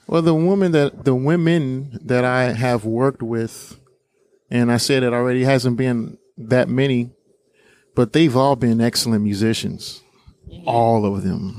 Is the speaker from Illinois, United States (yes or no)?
yes; Harvey, Illinois, United States; we grew up in Harvey